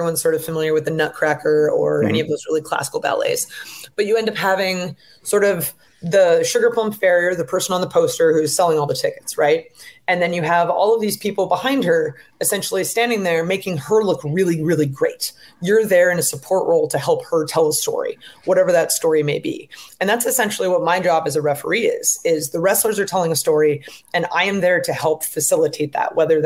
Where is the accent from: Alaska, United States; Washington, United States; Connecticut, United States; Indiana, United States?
Washington, United States; Seattle; I'm from Seattle. It's a very progressive place